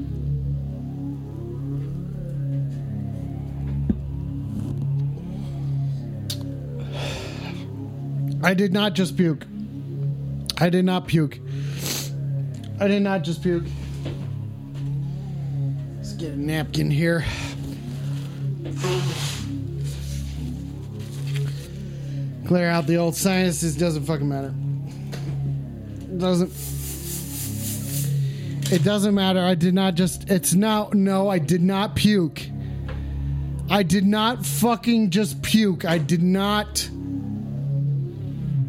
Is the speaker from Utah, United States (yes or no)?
yes; Utah, United States; I was born in Utah